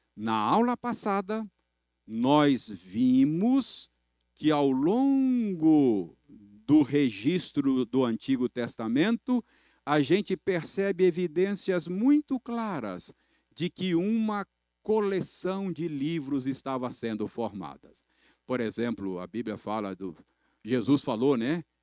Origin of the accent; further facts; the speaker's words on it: Minas Gerais, Brazil; como bons mineiros